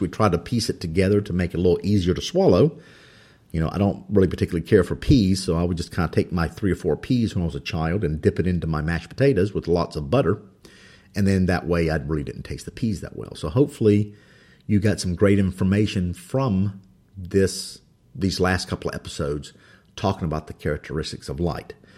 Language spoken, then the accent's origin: English; North Carolina, United States; English is my second language. I think I'm doing pretty good of it being from North Carolina.